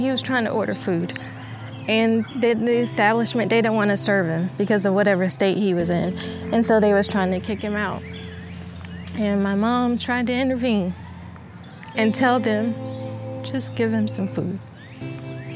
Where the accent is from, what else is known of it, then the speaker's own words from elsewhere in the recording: Lumberton, North Carolina, United States; I grew up in Lumberton, North Carolina, south side of Lumberton, North Carolina